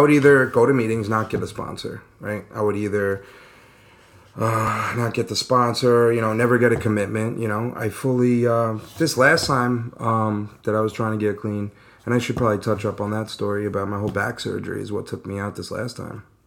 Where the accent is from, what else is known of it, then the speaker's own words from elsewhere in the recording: New York City, New York, United States; also born or lived in Long Island; I was born in Brooklyn, moved out to Long Island around 10 years old.